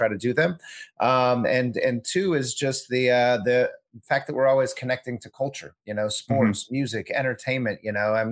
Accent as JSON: {"language": "English", "region": "Southern California", "country": "United States", "tie": "born or raised there", "also_born_or_lived": "Chicago", "moved": "as an adult", "said": "I'm from SoCal originally. I'm a California kid, grew up in Southern California"}